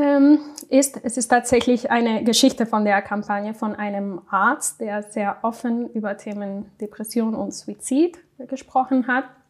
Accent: Spain; German is a second language; moved away as an adult; now in Cologne, Germany; Ich komme nämlich aus Spanien

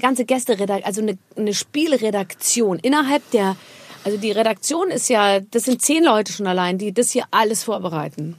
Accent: Rhineland-Palatinate, Germany; Also ich komme aus der Pfalz, meine Eltern ja. sind aus der Pfalz

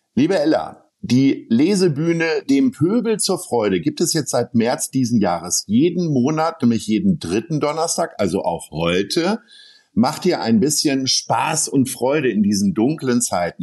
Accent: near Bad Oeynhausen, North Rhine-Westphalia, Germany; moved away; Ich bin ja selbst nicht ganz äh, unweit von Bad Oeynhausen aufgewachsen

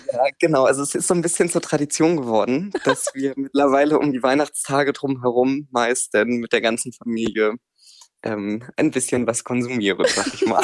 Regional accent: near Plön, Schleswig-Holstein, Germany; now in Kiel, Germany; Also ich liebe mittlerweile in Kiel komme aber aus der Nähe von Plön.

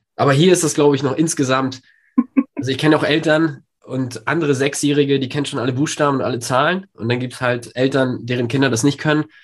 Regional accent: Poland; now in Germany; ich komm ja äh, ursprünglich aus Polen

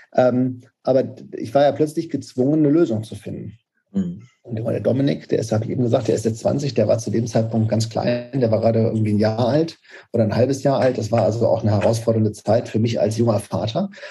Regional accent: Paderborn, North Rhine-Westphalia, Germany; also born or lived in Karlsruhe; wir sitzen tatsächlich weiterhin in Paderborn, das ist meine Heimatstadt. Ähm, Zumindest bin ich ja aufgewachsen, geboren bin ich in Karlsruhe

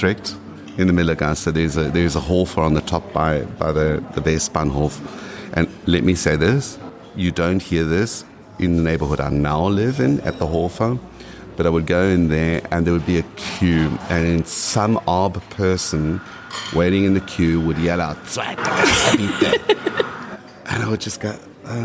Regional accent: South Africa; first language English; moved away as an adult; also born or lived in Düsseldorf, Germany; now in Vienna, Austria; I spoke Afrikaans coming from South Africa, I mean, I studied in Afrikaans, although my mother tongue is English.

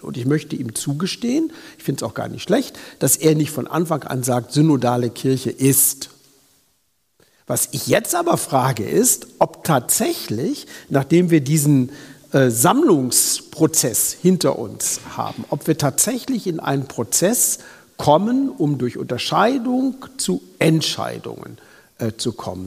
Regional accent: Lower Saxony, Germany; komme ich aus Niedersachsen

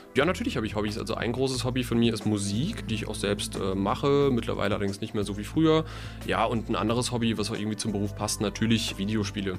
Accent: Mainz, Rhineland-Palatinate, Germany; also born or lived in Udenheim; Ich bin in Mainz aufgewachsen. Ich bin sogar, Fun Fact, am Rosenmontag geboren, 1992.

